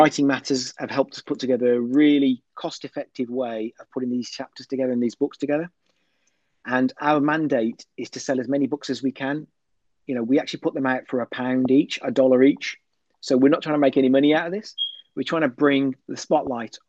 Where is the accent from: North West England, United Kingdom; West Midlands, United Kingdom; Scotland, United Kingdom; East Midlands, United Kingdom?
West Midlands, United Kingdom; Birmingham; I come from Birmingham, England